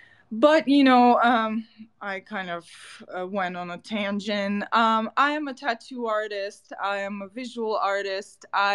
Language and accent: English; Bila Tserkva, Kyiv Oblast, Ukraine; English is a second language; moved away as an adult; also born or lived in New York, United States; now in United States; I was born in Bila Tserkva in Ukraine. I moved to the US when I was 19.